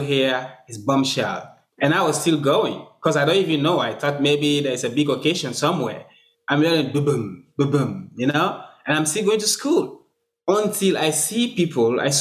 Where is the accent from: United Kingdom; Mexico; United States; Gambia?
Gambia; also born or lived in Sierra Leone; now in Fredericton, Canada; Gambia is where I actually grew up and get matured, because I spent a long time there when I moved from Sierra Leone as a refugee